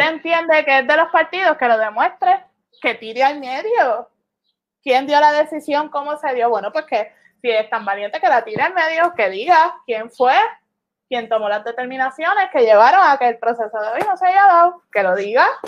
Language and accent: Spanish; Puerto Rico; La ciudadanía que tenemos los, puertorriqueños